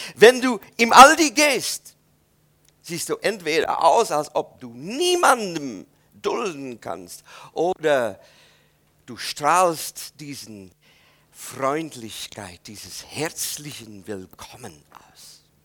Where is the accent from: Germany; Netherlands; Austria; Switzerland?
Netherlands; German is a second language; moved away; ich als Holländer